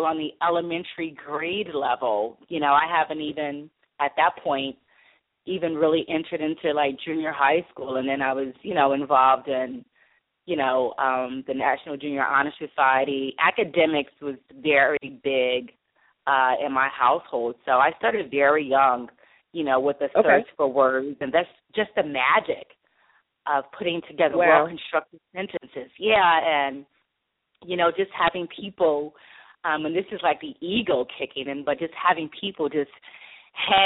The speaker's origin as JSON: {"language": "English", "town": "Chester", "region": "Pennsylvania", "country": "United States", "tie": "born or raised there", "said": "growing up in Chester, Pennsylvania"}